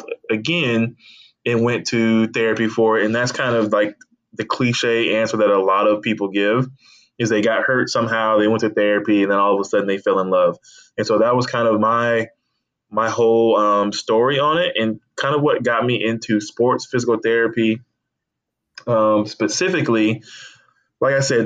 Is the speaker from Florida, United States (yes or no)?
yes; Tallahassee, Florida, United States; also born or lived in Atlanta area, Georgia / Alabama; I moved to Tallahassee around the age of 11 or 12, and so I kind of grew up in Tallahassee, Florida.